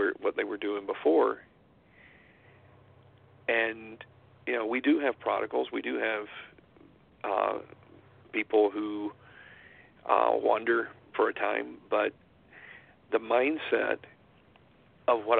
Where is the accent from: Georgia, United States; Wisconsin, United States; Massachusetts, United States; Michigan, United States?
Georgia, United States; now in Utah, United States; I was born in Georgia and I'm out here in Utah